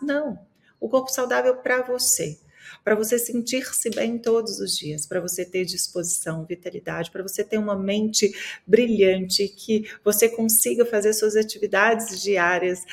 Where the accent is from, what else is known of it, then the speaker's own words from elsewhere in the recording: Minas Gerais, Brazil; eu sou mineira